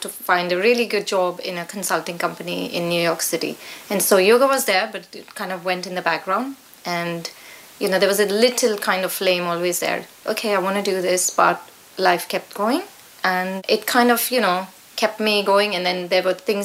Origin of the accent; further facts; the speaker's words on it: India; moved away as an adult; also born or lived in America; now in Petersfield, United Kingdom; as you can hear from my accent, I grew up in India